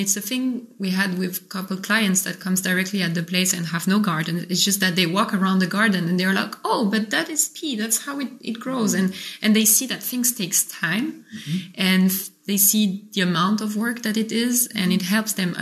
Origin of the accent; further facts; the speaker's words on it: Paris, Île-de-France, France; moved away as an adult; also born or lived in Montreal, Canada; now in Gaillac, France; I grew up in Paris, then I was in Montreal